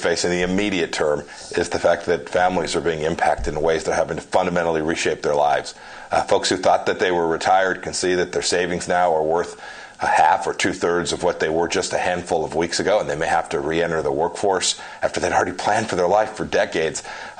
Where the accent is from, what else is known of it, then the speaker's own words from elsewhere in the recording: Kansas, United States; my home state of Kansas